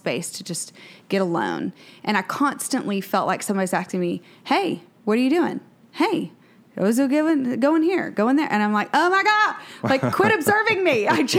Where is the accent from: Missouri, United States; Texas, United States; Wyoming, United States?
Texas, United States; Waco; we're from Waco